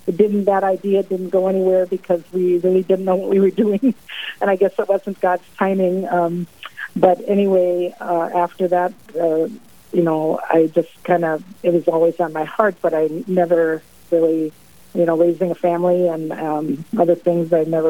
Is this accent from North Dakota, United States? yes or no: yes; Lansford, North Dakota, United States; I'm from Lansford, North Dakota, so I drive into work in Minot every day.